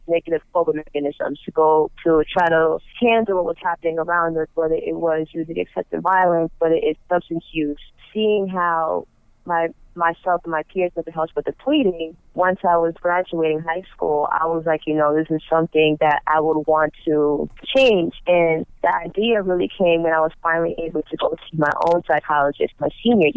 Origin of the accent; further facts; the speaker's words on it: New York, United States; where I grew up at in New York, it was a predominantly Black and Hispanic neighborhood